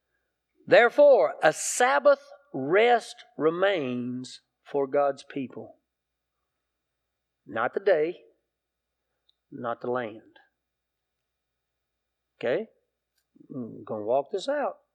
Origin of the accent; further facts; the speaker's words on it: South Carolina, United States; I grew up in South Carolina